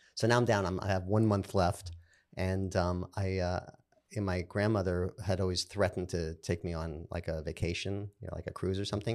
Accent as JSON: {"language": "English", "town": "New York City", "region": "New York", "country": "United States", "said": "I'm from Brooklyn"}